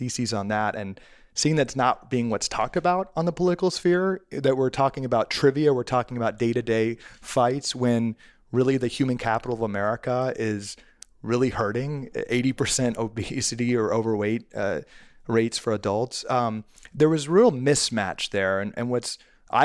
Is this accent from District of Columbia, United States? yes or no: yes; Washington, District of Columbia, United States; I was born and raised in Washington, D.C., and always dreamed of being in politics.